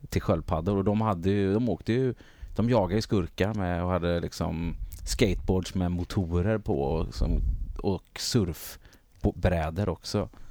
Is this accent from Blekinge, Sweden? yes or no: no; Gothenburg, Västra Götaland, Sweden; Göteborg. Ja. Eh, Guldheden heter området